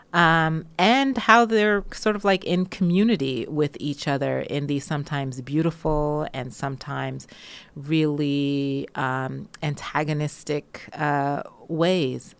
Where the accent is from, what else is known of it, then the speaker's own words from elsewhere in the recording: United States; also born or lived in Jamaica; now in United Kingdom; I grew up um, with African-American culture and history